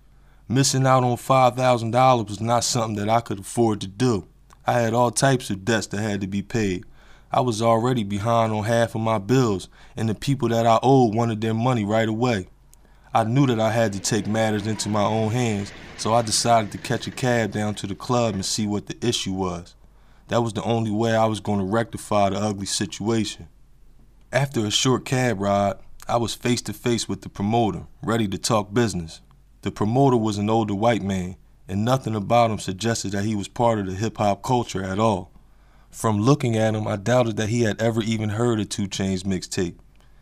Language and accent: English; Atlanta, Georgia, United States; which was about 5.5 hours away from my hometown of Atlanta, Georgia.